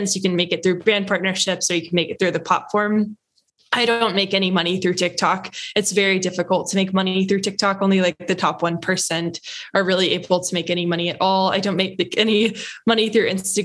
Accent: outside of Louisville, Kentucky, United States; moved away as an adult; also born or lived in Los Angeles; I grew up in Kentucky, so outside of Louisville, which is the biggest city there

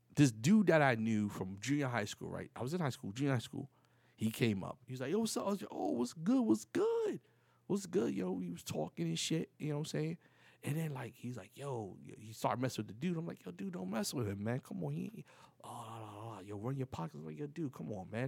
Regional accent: New York City, New York, United States; moved away as an adult; now in Florida, United States; I'm from the Bronx, from the projects

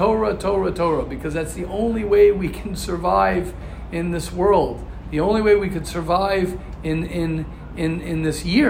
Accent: United States; moved away as an adult; now in Israel

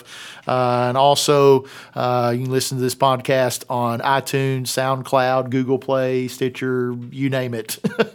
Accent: the South, United States; accent: Southern; my Southern accent

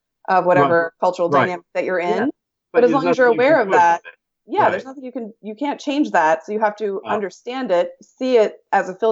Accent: New Jersey, United States; my hometown in New Jersey

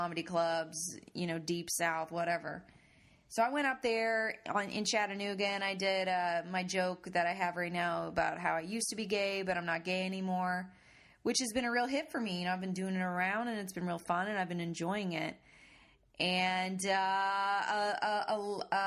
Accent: Canada; I'm Canadian

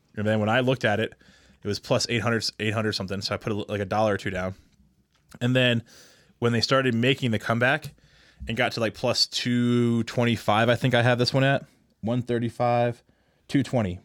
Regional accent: Pennsylvania, United States; I'm from Pennsylvania

